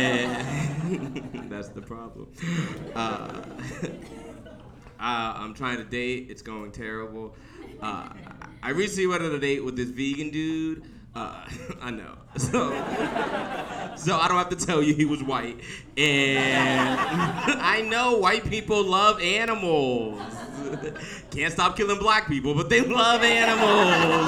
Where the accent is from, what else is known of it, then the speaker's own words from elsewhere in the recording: the South, United States; I grew up in the South